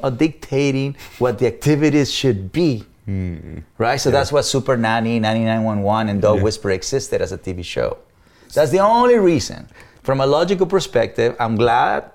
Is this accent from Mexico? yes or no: yes; Mexico; English is a second language; moved away as an adult; also born or lived in Los Angeles, United States; now in United States; as a Mexican